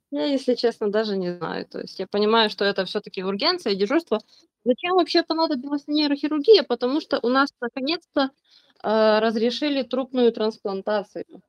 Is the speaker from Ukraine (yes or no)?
yes; Ukraine; я из Украины